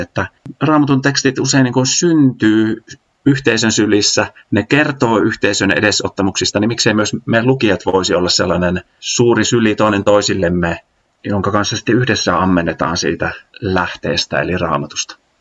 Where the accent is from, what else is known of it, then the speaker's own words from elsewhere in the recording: Äänekoski, Central Finland, Finland; moved away as an adult; also born or lived in Jyväskylä; Mä oon Äänekoskelta kotoisin Keski-Suomesta